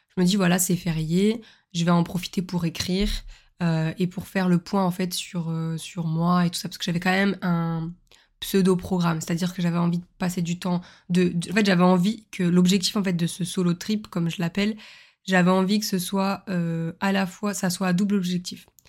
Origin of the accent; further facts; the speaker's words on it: the South, southern France, France; je suis une sudiste